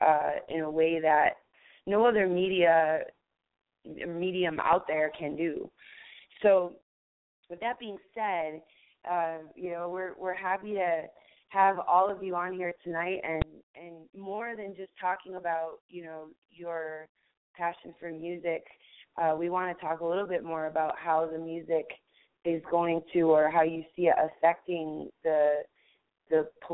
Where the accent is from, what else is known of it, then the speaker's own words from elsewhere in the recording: New York, United States; Hey, I'm from New York, careful, man.